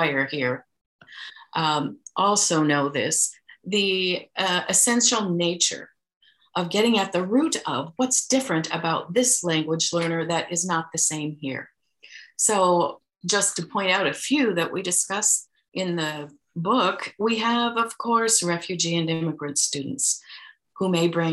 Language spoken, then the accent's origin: English; Iowa, United States; we are from Iowa